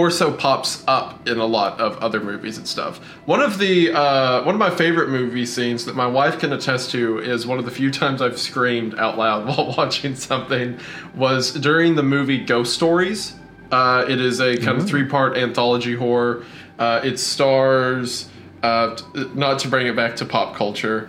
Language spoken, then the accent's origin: English; Appalachia, United States; growing up in Appalachia